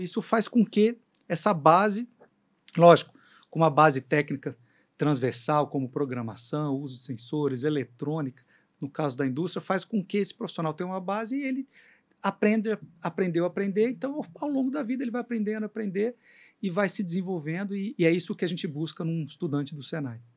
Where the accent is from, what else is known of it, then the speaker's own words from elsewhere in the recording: Brazil; a gente, como brasileiro